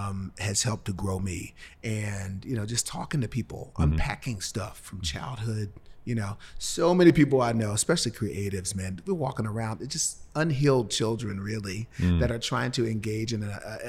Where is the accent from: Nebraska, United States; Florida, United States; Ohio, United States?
Ohio, United States; Cincinnati; I'm from Cincinnati. What is it? It's only two chili chains there, Gold Star and Skyline.